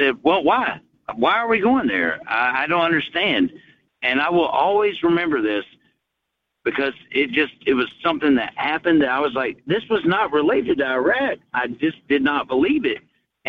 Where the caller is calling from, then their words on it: Chattanooga, Tennessee, United States; from Chattanooga.